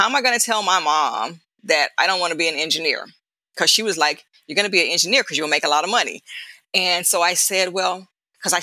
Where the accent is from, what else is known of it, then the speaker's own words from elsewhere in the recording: Dallas-Fort Worth area, Texas, United States; I grew up in the Dallas-Fort Worth area, Texas